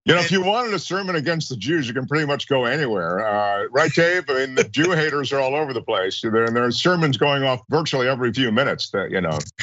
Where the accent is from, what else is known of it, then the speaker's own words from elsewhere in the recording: Washington, District of Columbia, United States; now in Los Angeles, United States; I grew up in Washington D.C.